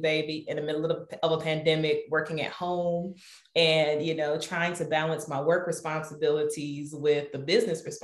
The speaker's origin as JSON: {"language": "English", "town": "Detroit", "region": "Michigan", "country": "United States", "tie": "born or raised there", "moved": "yes", "lives_now": "Madison, United States", "said": "I'm originally from Detroit, Michigan. So that's how I know Eric, went to high school together"}